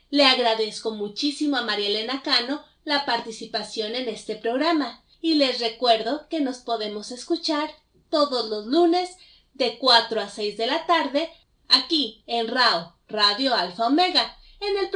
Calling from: Mexico City, Mexico; desde la Ciudad de México

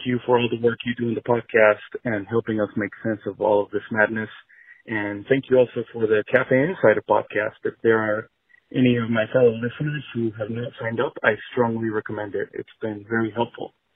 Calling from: San Jose, California, United States; I'm calling from San Jose, California

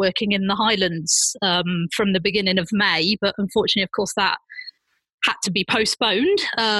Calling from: Berlin, Germany; I'm actually sat in my apartment in Berlin.

